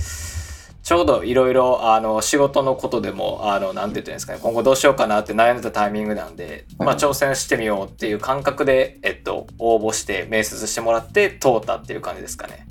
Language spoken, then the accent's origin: Japanese; Kansai, Japan; accent: Kansai-ben; 関西弁とか出ちゃう